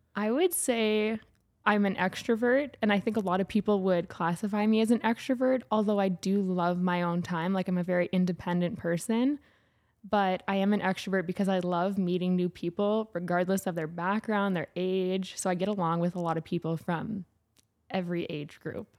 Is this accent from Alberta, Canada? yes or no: yes; St. Albert, Alberta, Canada; also born or lived in Edmonton; I grew up in Saint Albert, which is a small city outside of Edmonton